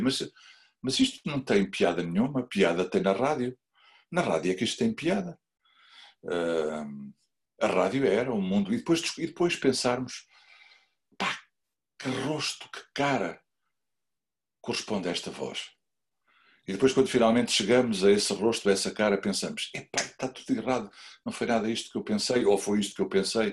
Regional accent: Figueira da Foz, Centro, Portugal; eu sou da Figueira da Foz

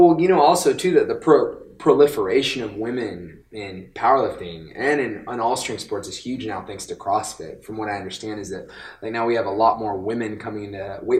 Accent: Florida, United States; I grew up in Florida

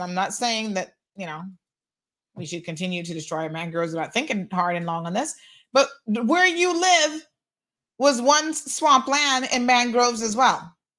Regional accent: United States; now in Cayman Islands; I was away from this country for 15 years of my life. I grew up in the United States of America.

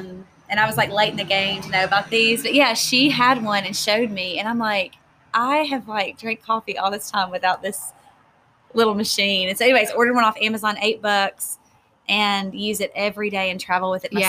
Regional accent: the South, United States; So, I'm from the South, and we say, if it ain't broke, don't fix it.

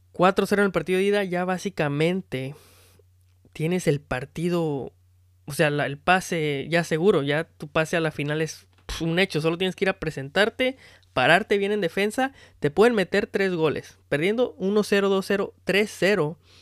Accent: Mexico; now in United States; la persona más orgullosa como mexicano

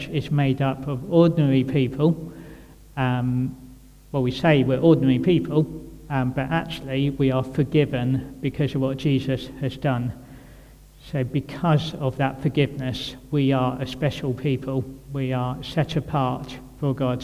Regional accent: Kent, South East England, United Kingdom; moved away as an adult; now in Birmingham, United Kingdom; I'm from Kent originally.

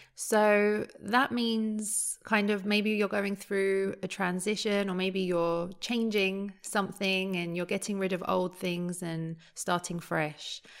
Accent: London, United Kingdom; growing up in London

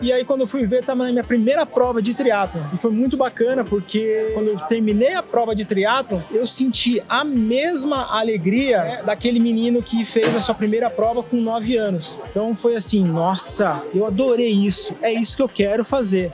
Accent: São Bernardo do Campo, São Paulo, Brazil; also born or lived in Coxim, Mato Grosso do Sul; eu nasci no Mato Grosso, né? Minha mãe saiu do Paraguai, meu pai saiu da Paraíba, eles se encontraram entraram no Mato Grosso, foi a cidade onde eu nasci, né, Coxim, e depois logo a gente veio para São Bernardo. Então, com quatro meses já estava aqui em São Bernardo e a minha vida inteira foi, foi aqui no ABC Paulista

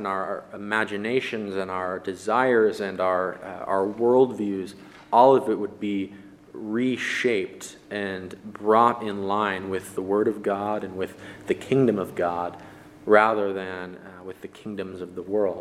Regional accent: United States; as Christians in America, we are American

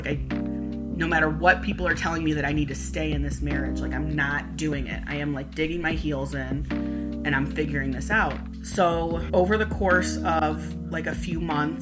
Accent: Cleveland, Ohio, United States; we grew up in Cleveland

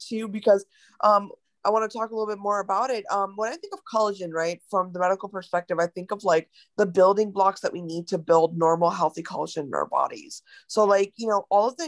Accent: India; as an Indian woman

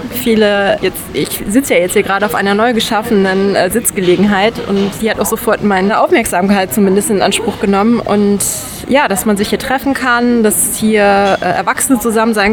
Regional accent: Bochum, North Rhine-Westphalia, Germany; Tief im Westen in Bochum.

